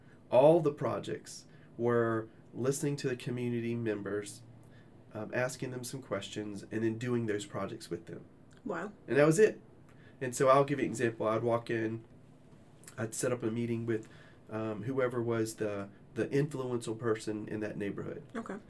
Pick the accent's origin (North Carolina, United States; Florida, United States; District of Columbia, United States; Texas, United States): District of Columbia, United States; Washington; also born or lived in South Carolina / Georgia; So I am originally from Washington, D.C. Grew up half my life there, and then the other half in South Carolina and Georgia.